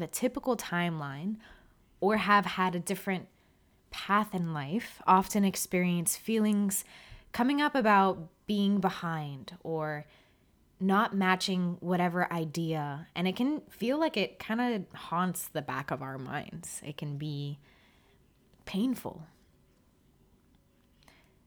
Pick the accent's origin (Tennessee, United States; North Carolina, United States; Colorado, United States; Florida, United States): Florida, United States; South; moved away; I'm from South Florida